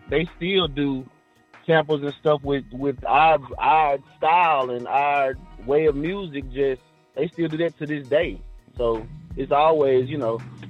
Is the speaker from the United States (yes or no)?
yes; Memphis, Tennessee, United States; from Memphis, Tennessee